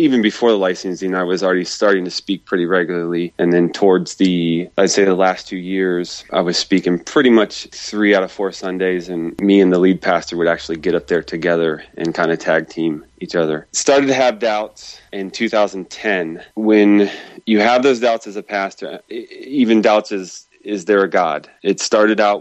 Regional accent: Midwest, United States; I'm from the Midwest in America

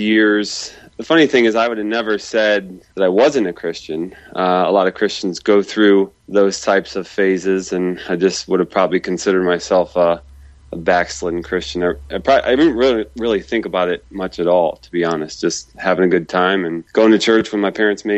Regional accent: Midwest, United States; I'm from the Midwest in America

